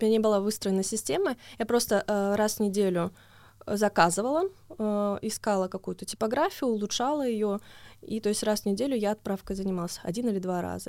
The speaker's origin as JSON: {"language": "Russian", "town": "Tomsk", "region": "Tomsk Oblast", "country": "Russia", "said": "я из Томска"}